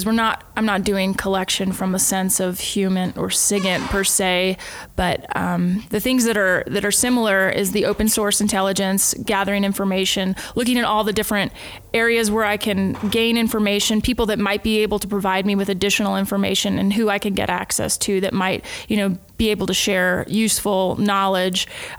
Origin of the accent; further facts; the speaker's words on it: United States; The great benefit of doing this in the United States is I'm from the United States and I've lived in a lot of the states.